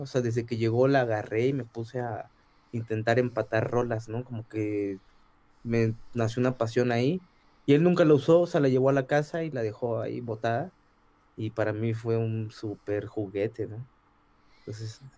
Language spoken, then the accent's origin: Spanish; Ciudad Nezahualcóyotl, State of Mexico, Mexico; yo crecí en el Estado de México, soy de Ciudad Nezahualcóyotl